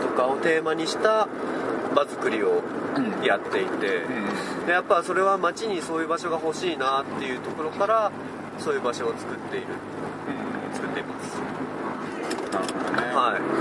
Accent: Chiba, Japan; moved away as an adult; now in Tsuwano, Japan; もともとずっと生まれてから千葉県、うん、30年間千葉県にいて

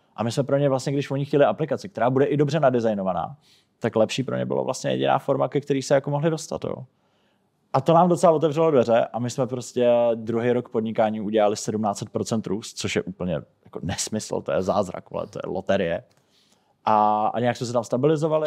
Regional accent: Czechia; jsem byl jako nejenom jako jediný Čech

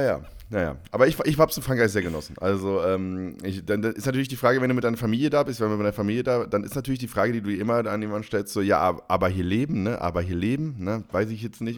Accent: Northern Germany, Germany; now in Bavaria, Germany; als Norddeutscher

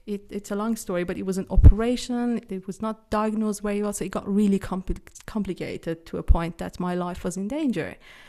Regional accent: Iran; moved away as an adult; now in Switzerland; I am originally from Iran, but Switzerland has been my home since 2008. I've lived in a number of countries. I live here with my husband somewhere in the Swiss Alps in the middle of nowhere.

